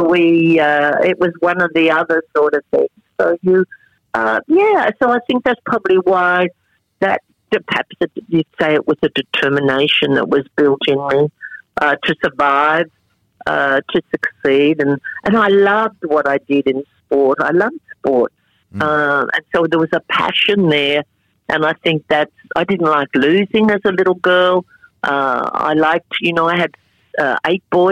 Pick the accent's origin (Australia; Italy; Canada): Australia; They came through my hometown